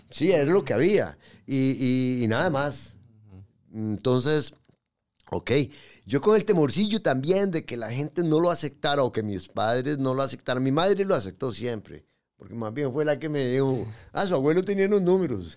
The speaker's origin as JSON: {"language": "Spanish", "region": "San José", "country": "Costa Rica", "tie": "born or raised there", "also_born_or_lived": "Pérez Zeledón", "said": "yo nací en San José 3 de junio."}